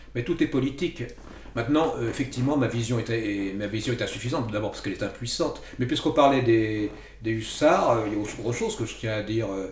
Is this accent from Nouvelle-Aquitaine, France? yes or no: no; Val-d'Oise, Île-de-France, France; also born or lived in Paris; je ne suis pas né à Paris ni dans le 8e arrondissement, même si j'y habité euh, chez mon cousin pendant 2-3 ans. Je suis né dans le Val d'Oise